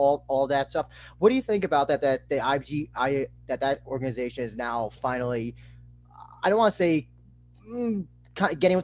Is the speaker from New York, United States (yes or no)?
yes; New York City, New York, United States; I'm from New York City myself. I live in Brooklyn.